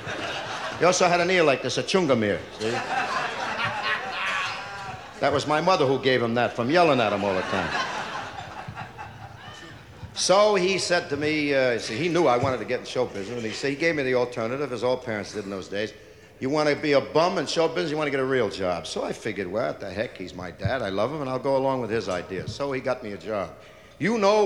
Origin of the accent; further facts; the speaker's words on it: Hoboken, New Jersey, United States; I was born in this tenement house in Hoboken, New Jersey